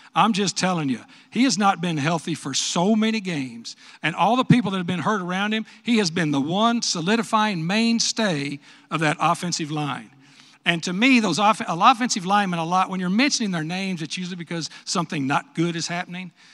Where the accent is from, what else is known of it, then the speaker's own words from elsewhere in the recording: West Texas, United States; moved away; I'm from West Texas